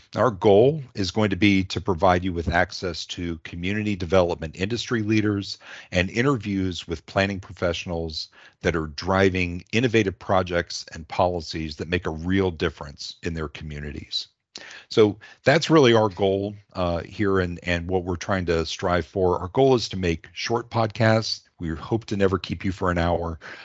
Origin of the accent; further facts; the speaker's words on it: D.C., District of Columbia, United States; also born or lived in Alabama / the South; I was born in Alabama, but grew up outside of Washington, D C